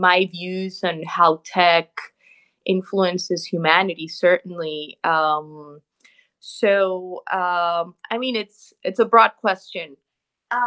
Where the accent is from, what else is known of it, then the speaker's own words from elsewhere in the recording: Bogotá, Colombia; moved away as an adult; now in New York, United States; I'm originally from Colombia, from Bogota, but I live in New York. I've been here 10 years